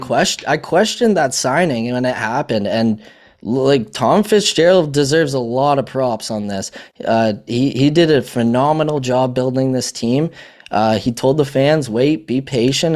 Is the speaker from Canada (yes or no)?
yes; Canada; I'm Canadian